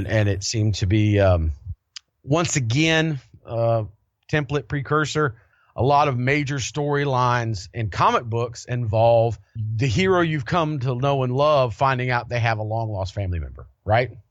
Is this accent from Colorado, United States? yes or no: yes; Denver, Colorado, United States; growing up in Denver